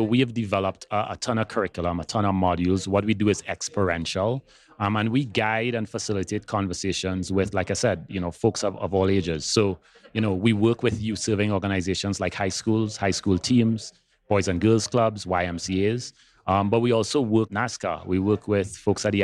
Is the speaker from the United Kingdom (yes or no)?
no; Trinidad & Tobago; moved away; I grew up in Trinidad and Tobago. That's where I'm from originally. So those of you who notice a little bit of an accent, that's where it's from.